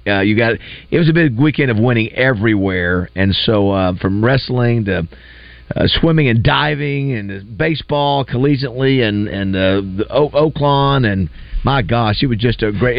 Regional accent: Panama City, Florida, United States; moved away; I grew up in Panama City

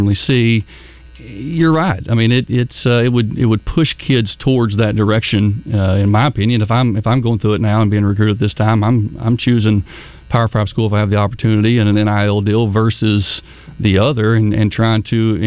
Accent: Springdale, Arkansas, United States; also born or lived in Birmingham, Alabama; now in Benton, United States; I grew up in Springdale.

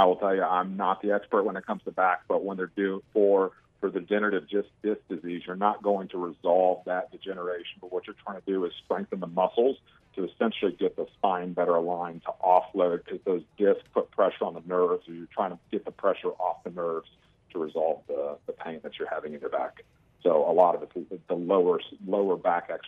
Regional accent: Memphis, Tennessee, United States; I'm from Memphis

